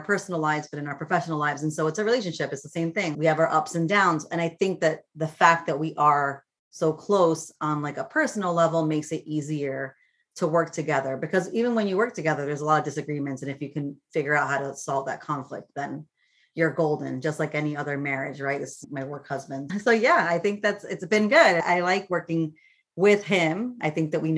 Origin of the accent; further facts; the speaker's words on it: Florida, United States; I grew up in Florida